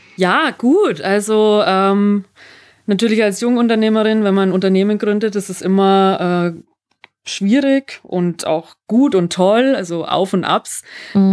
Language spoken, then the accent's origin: German; Germany; now in Salzburg, Austria; ich bin ja aus Deutschland, ich bin mhm. Deutsche.